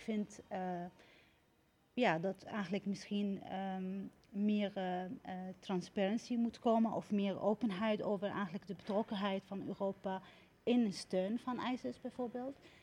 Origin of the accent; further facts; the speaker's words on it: Syria; now in Netherlands; het land waar ik geboren ben